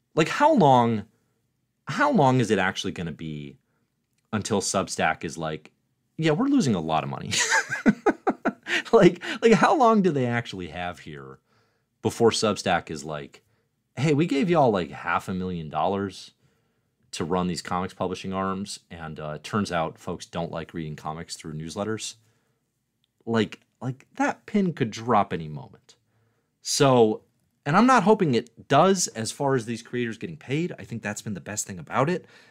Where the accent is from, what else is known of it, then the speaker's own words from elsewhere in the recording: near Chicago, Illinois, United States; as a kid growing up near Chicago